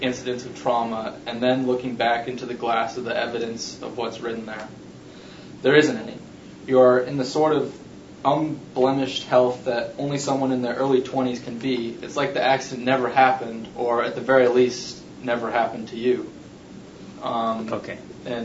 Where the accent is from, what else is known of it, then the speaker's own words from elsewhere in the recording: Seattle, Washington, United States; I'm from Seattle.